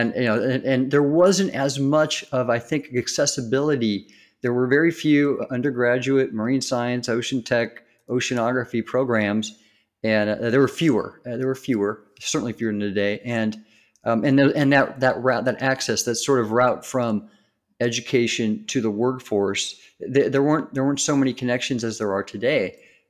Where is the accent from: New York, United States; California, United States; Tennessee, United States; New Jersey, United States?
California, United States; Southern; when I was young growing up in Southern California